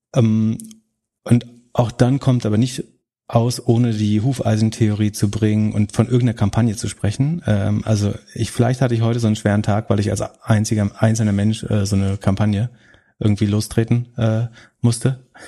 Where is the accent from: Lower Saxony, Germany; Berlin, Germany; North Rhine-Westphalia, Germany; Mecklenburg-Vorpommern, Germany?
Mecklenburg-Vorpommern, Germany; in meiner Heimat